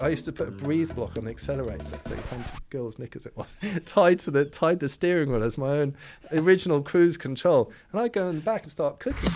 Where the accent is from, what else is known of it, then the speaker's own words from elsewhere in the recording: Poole, South West England, United Kingdom; I was born in Poole